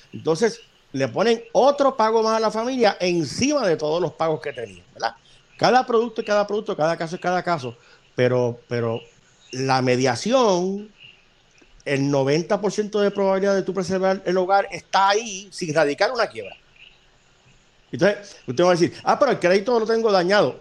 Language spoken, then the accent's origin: Spanish; Puerto Rico